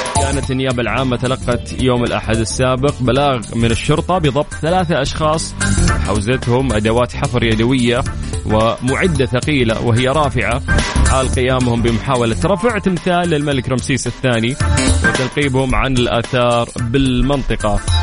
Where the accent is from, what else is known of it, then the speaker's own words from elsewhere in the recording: Saudi Arabia; عندنا في المملكة العربية السعودية